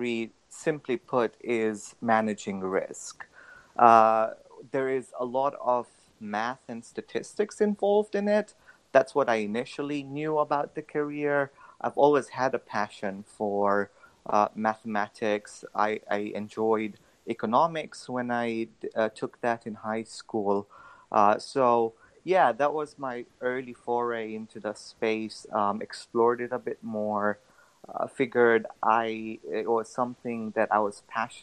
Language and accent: English; Tanzania; moved away as an adult; now in United States; I'm originally from Tanzania. I did my through to high school over there, and then I came to the U.S. for college.